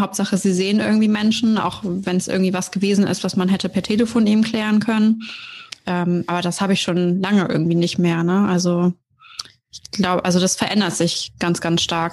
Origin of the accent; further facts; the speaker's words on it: Oldenburg, Lower Saxony, Germany; bin 28 Jahre alt und komme aus Oldenburg.